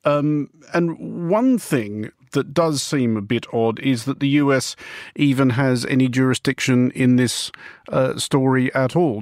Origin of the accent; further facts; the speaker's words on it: Australia; now in United Kingdom; also an Australian citizen resident in the United Kingdom